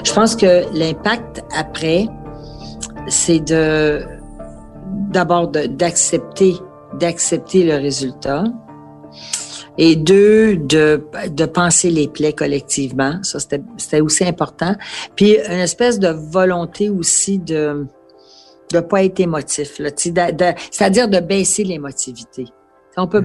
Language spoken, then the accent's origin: French; Quebec, Canada; nous sommes québécois et nous sommes fiers de l'être